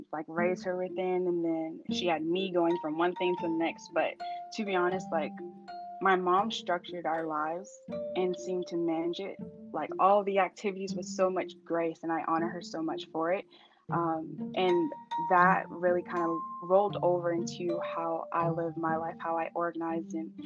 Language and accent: English; Charleston, South Carolina, United States; born or raised there